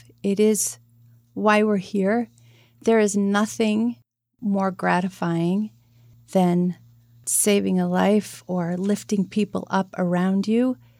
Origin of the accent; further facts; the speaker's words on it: Arlington, United States; I grew up in Arlington.